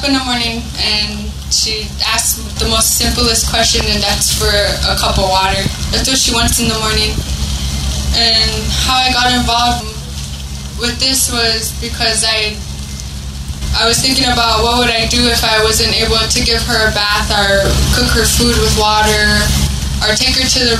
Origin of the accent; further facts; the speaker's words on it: United States; I'm from Standing Rock, and I live in Wapala, South Dakota.